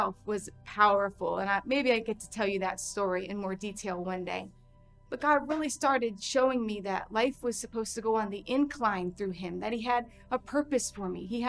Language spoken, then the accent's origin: English; Largo, Florida, United States; I ended up finding a really awesome church in my hometown of Largo, Florida